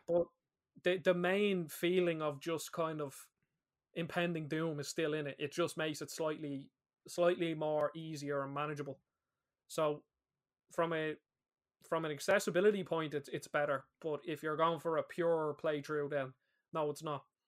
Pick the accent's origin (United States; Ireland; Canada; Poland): Ireland; We're both Irish lads